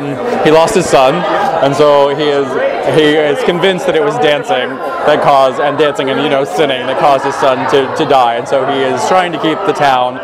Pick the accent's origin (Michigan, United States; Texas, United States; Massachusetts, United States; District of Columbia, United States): Texas, United States; moved away; I came from Texas, so I grew up as a Southern Baptist